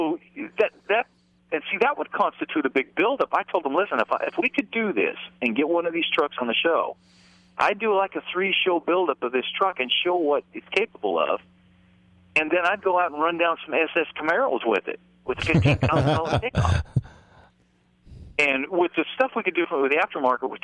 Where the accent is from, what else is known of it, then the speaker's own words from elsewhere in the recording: Idaho, United States; moved away as an adult; now in Nashville, United States; Grew up out there in Idaho, and then in the early 80s I moved to Nashville